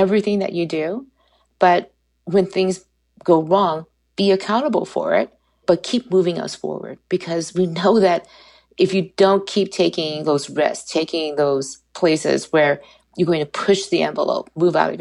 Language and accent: English; United States; being an American citizen